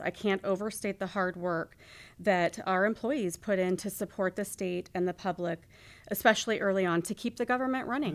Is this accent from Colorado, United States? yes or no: no; Skagway, Alaska, United States; I truly had a wonderful childhood growing up in Skagway